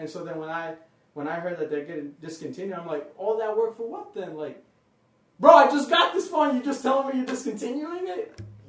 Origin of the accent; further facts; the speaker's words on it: New York, United States; we're from New York.